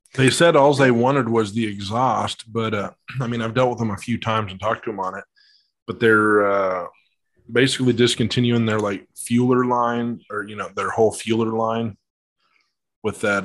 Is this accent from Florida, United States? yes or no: no; Colorado, United States; now in Texas, United States; I'm originally from Colorado, and people, you know, they they have an assumption of me because I'm from Colorado, but I left